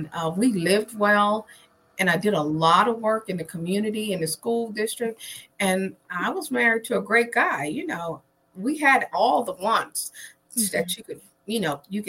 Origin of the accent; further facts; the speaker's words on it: Trenton, New Jersey, United States; I'm originally from New Jersey, Trenton, New Jersey, to be exact